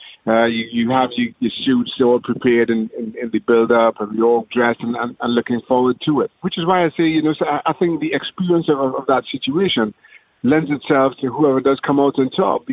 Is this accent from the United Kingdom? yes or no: no; Trinidad & Tobago; moved away; Growing up in Trinidad and Tobago